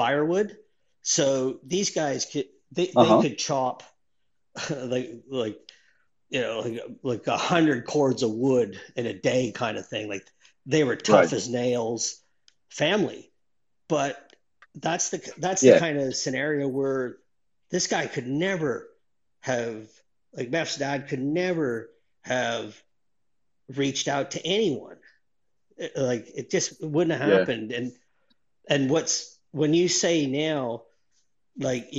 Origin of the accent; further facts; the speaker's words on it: Northern Ontario, Canada; moved away as an adult; now in Australia; I grew up in Northern Ontario, Canada, in a town of, you know, 800 mm-hmm. people.